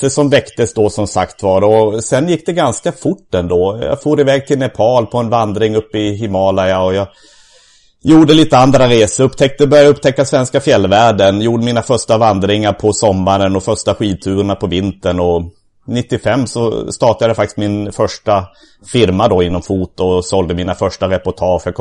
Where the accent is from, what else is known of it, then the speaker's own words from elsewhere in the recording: southern Sweden, Sweden; Jag är uppvuxen i södra Sverige